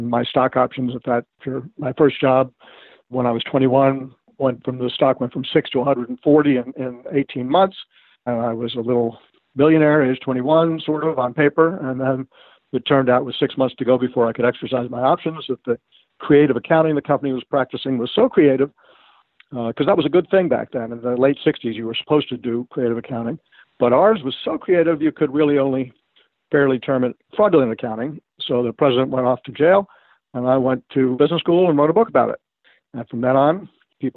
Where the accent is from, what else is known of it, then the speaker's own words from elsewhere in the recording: New York City, New York, United States; I grew up in Manhattan